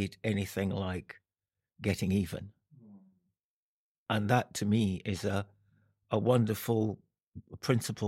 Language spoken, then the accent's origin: English; Jamaica; also born or lived in London; now in Edinburgh, United Kingdom; I was brought up in Jamaica